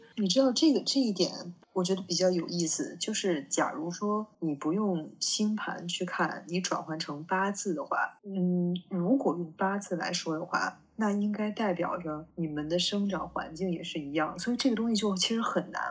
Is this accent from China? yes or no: yes; Beijing, China; 我，就我是北京的嘛